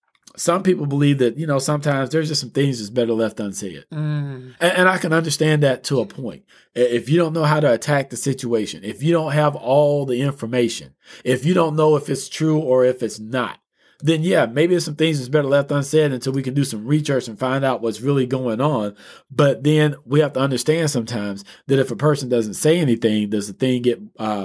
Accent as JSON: {"language": "English", "region": "Texas", "country": "United States", "tie": "born or raised there", "said": "When I was a child, I grew up in East Texas. I stayed in the woods."}